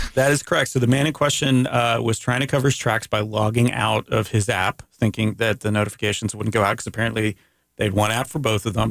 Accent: Canada; I'm Canadian

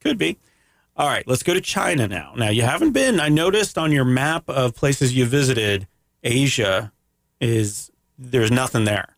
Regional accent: Canada; I'm from Canada

